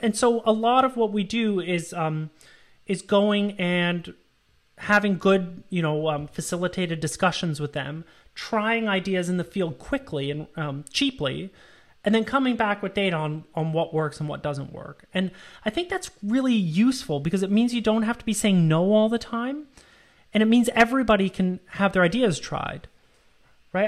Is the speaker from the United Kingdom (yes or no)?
no; Canada; moved away as an adult; also born or lived in United States; I'm from Canada